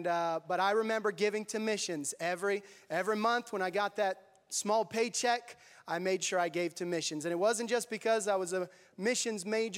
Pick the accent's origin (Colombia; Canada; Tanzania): Tanzania; I grew up there in Tanzania. We went when I was 10 years old, and I'm so thankful for the upbringing that I had and God preparing me to serve there in Tanzania.